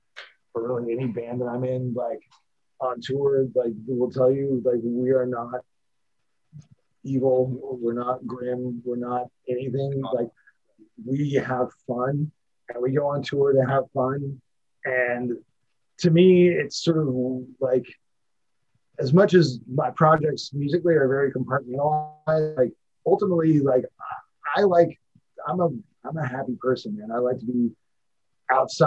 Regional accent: San Francisco, Oakland Bay area, California, United States; growing up in the San Francisco, Oakland Bay area

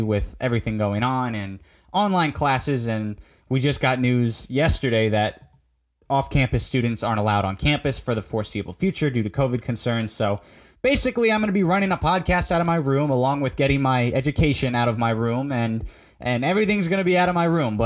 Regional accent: Fairfield, Connecticut, United States; I was raised in Fairfield, Connecticut

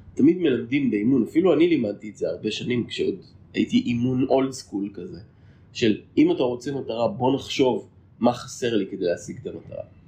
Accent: Haifa, Haifa District, Israel; moved away as an adult; now in Pardes Hanna-Karkur, Israel; אני גרתי רוב חיי בחיפה. למעשה נולדתי בחיפה

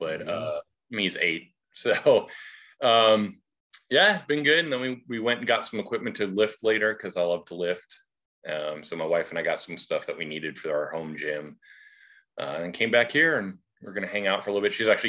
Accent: New Jersey, United States; also born or lived in Ohio / California / Alabama; My parents divorced start of the fifth grade year. And my mom stayed in New Jersey. And so I stayed with her there just outside of Trenton, New Jersey

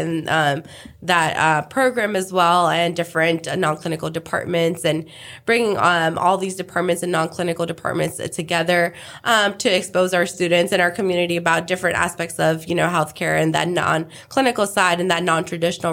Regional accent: India; now in Houston, United States; I'm originally from India

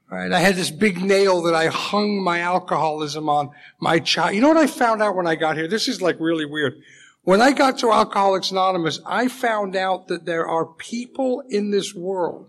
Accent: Leeds, Yorkshire and the Humber, United Kingdom; I was born actually in England in a small city called Leeds, about 200 miles straight north of London

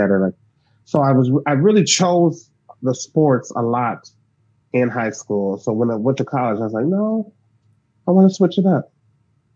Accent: Davenport, Iowa, United States; I grew up in Iowa, and Iowa's huge for wrestling

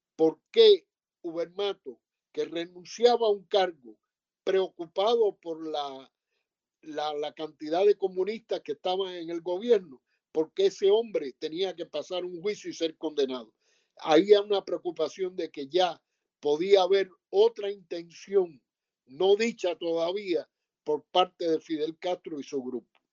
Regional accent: Sagua la Grande, Villa Clara, Cuba; moved away as an adult; soy de Sagua la Grande en las villas y casi toda mi juventud la pasé allí.

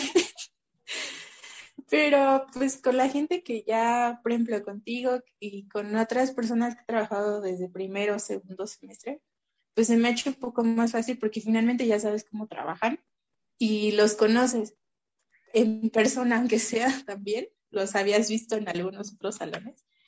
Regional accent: Mexico City, Mexico; also born or lived in Tlalnepantla; yo siempre digo que soy de Azcapotzalco

